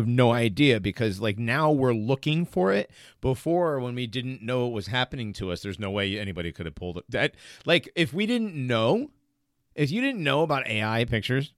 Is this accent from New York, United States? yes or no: no; Hartford, Connecticut, United States; I'm from Hartford